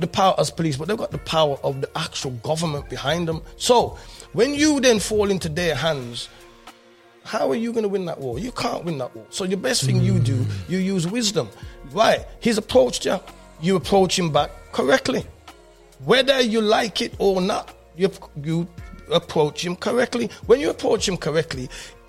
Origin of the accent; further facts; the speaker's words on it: Birmingham, West Midlands, United Kingdom; I'm coming from England during the Rasta movement